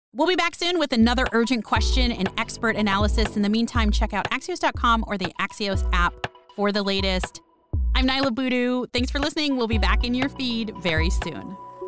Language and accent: English; Miami, Florida, United States; my hometown of Miami